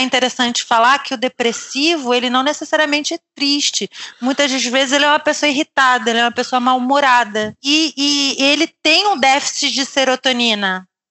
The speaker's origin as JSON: {"language": "Portuguese", "region": "Rio de Janeiro", "country": "Brazil", "moved": "as an adult", "lives_now": "Lisbon, Portugal", "said": "a gente é do Rio"}